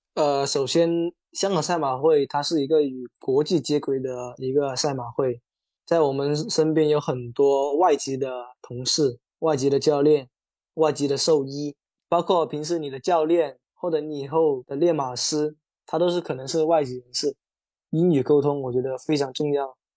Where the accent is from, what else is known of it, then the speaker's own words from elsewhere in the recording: Qingyuan, Guangdong, China; moved away as an adult; now in Hong Kong; 我是新人，以前是在体校练田径短跑的